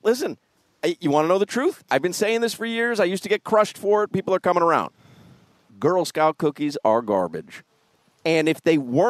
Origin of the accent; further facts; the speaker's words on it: Chicago, Illinois, United States; Well, I do believe, now growing up in Chicago, pizza comes square cut.